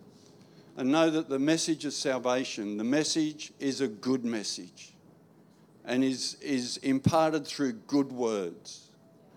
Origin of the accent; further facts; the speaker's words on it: New South Wales, Australia; now in Queensland, Australia; I was born in New South Wales.